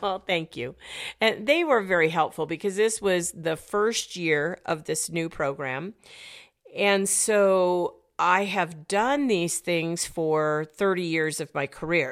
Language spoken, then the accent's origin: English; United States; I'm an American.